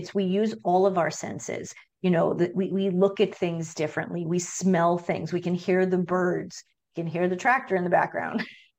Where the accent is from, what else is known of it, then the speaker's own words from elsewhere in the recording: Long Island, New York, United States; now in Minnesota, United States; I mean, I'm from the East Coast. I'm from Long Island originally, and living in Minnesota for the past almost 21 years